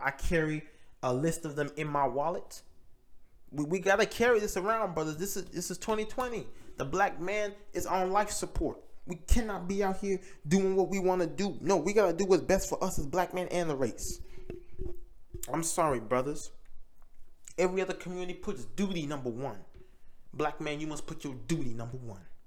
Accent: United States; We may not claim America, but we live here.

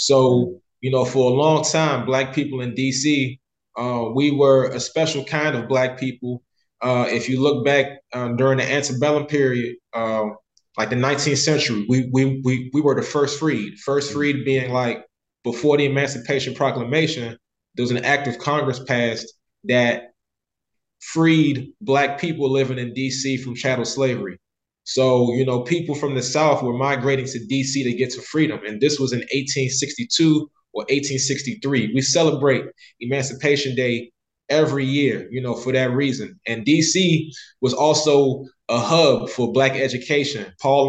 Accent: Liberia; born there; So I was born in October 89, and the Civil War started around Christmas of 89.

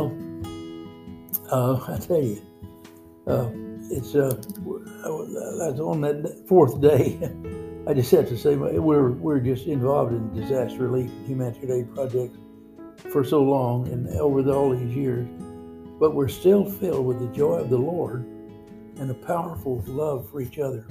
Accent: Cajun, Louisiana, United States; I'm a Cajun.

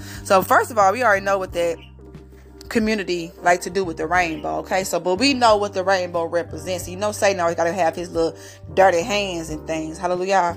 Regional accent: St. Louis, Missouri, United States; I'm from St. Louis, Missouri

